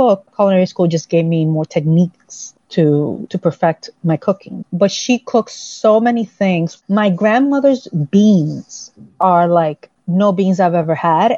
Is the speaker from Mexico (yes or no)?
no; Santo Domingo, Distrito Nacional, Dominican Republic; I grew up in the Dominican Republic, the capital city, and I grew up with my mother